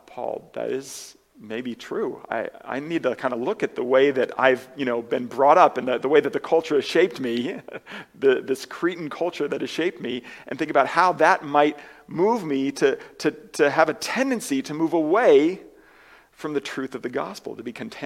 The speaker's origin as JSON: {"language": "English", "country": "United States", "said": "as Americans"}